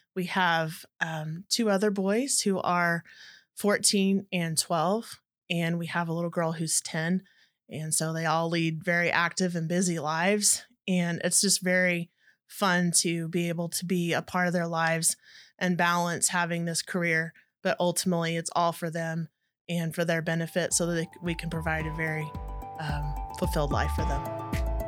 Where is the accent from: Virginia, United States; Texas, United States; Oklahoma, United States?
Texas, United States; Dallas-Fort Worth area, North; I grew up in the North Texas area and Dallas, Fort Worth area